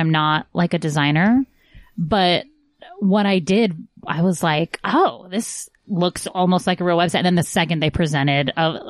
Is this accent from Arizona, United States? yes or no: no; Newport Beach, California, United States; moved away as an adult; I was born in, in Orange County.